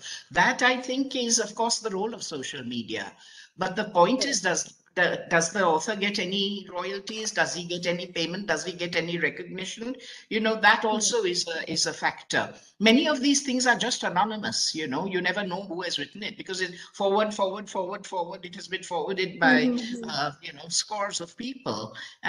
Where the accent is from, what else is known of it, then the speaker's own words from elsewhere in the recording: Mumbai, Maharashtra, India; the home that I grew up in Chowpatty in Bombay